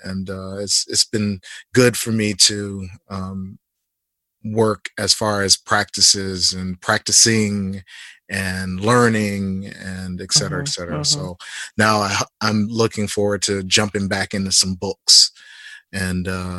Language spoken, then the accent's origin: English; Detroit, Michigan, United States; I'm from Detroit, Michigan